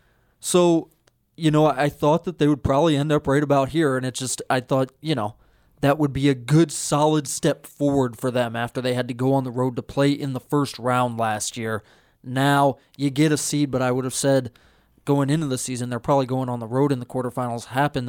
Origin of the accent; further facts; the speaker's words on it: Washington, District of Columbia, United States; moved away as an adult; I am originally from Washington, D.C., and I came out to the University of Montana for college and ended up in journalism school.